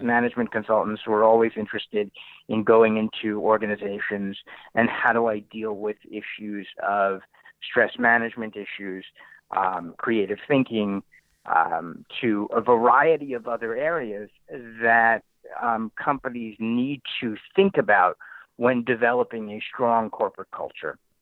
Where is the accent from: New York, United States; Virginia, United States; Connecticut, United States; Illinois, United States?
Connecticut, United States; New Haven; I grew up in New Haven, Connecticut, around Yale University